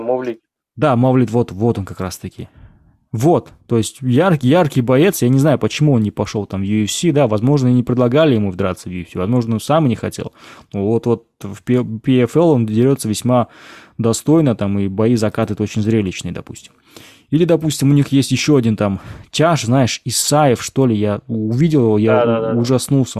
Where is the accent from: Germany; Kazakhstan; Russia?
Kazakhstan